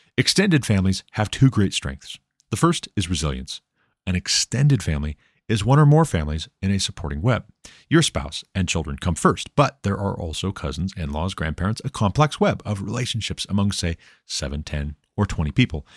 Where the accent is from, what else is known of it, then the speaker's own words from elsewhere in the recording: Glendive, Montana, United States; I was born in Glendive, Montana, in nineteen eighty-six